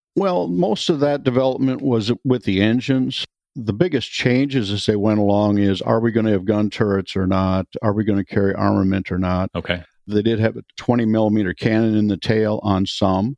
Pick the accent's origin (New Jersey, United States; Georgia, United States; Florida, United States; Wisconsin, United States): Wisconsin, United States; moved away as an adult; I'm from Wisconsin originally. I grew up on a dairy farm, so that was first 20 years of my life or so.